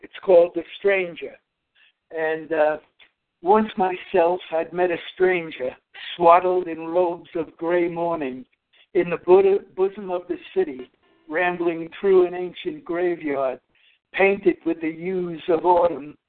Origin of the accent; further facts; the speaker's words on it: New York City, New York, United States; moved away as an adult; now in Texas, United States; born in New York City and spent most of my life there. I came to Texas, my wife and myself, in 2013.